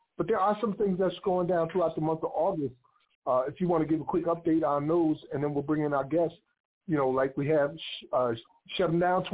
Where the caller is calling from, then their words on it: Sumter, South Carolina, United States; I'm here calling from the Paul Cuffey Abolition Center in Sumter, South Carolina.